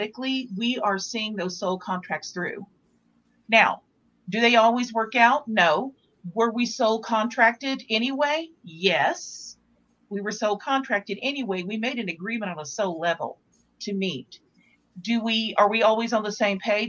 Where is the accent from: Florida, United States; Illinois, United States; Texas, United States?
Texas, United States; now in Santa Fe, United States; I'm from Texas